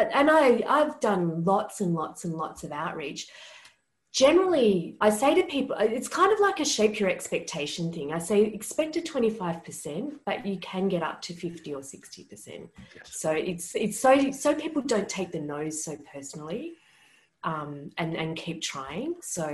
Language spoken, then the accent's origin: English; Australia; I'm Australian.